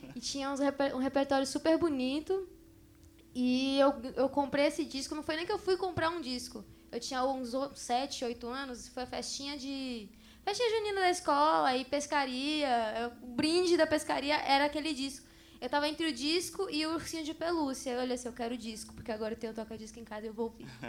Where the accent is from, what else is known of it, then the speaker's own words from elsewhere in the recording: Guarulhos, São Paulo, Brazil; Eu vivo no bairro que eu nasci até hoje, lá em Guarulhos